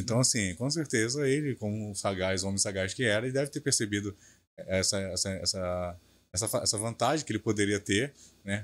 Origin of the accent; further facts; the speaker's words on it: Belford Roxo, Rio de Janeiro, Brazil; falo que sou de Bafo Roxo